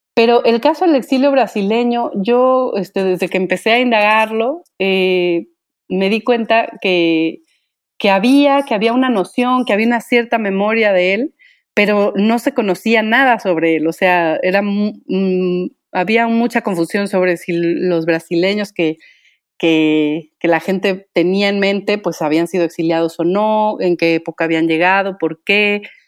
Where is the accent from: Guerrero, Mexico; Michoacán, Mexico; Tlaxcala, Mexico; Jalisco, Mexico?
Michoacán, Mexico; soy originaria de Michoacán